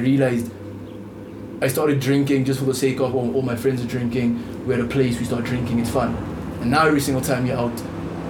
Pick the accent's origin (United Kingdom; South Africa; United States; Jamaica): South Africa; as a South African market